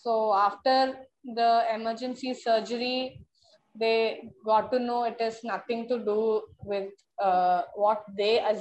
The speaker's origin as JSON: {"language": "English", "town": "Chennai", "region": "Tamil Nadu", "country": "India", "said": "I hail from Chennai"}